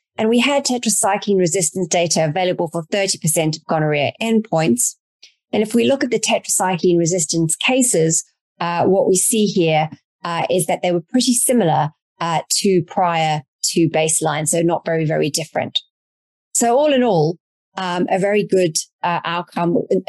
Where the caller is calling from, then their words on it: Canada; I am dialing in from Canada, a very beautiful part of Canada